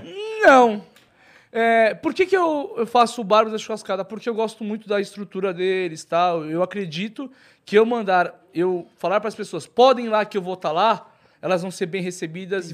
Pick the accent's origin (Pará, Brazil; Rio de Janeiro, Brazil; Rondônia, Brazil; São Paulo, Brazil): São Paulo, Brazil; Santos; Sou, nasci em Santos.